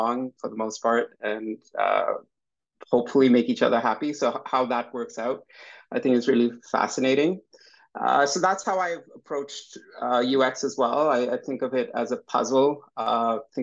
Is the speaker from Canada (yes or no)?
yes; Vancouver, British Columbia, Canada; I grew up in Vancouver. I spent my entire professional career in Vancouver